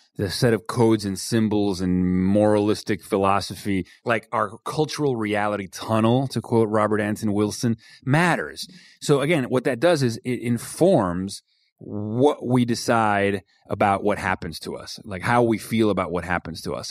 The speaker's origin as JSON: {"language": "English", "country": "Venezuela", "tie": "born or raised there", "first_language": "Spanish and English", "moved": "yes", "said": "I grew up in Venezuela, I was completely bilingual"}